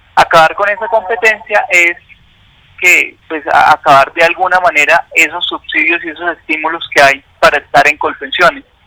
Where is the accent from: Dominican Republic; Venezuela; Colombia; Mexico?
Colombia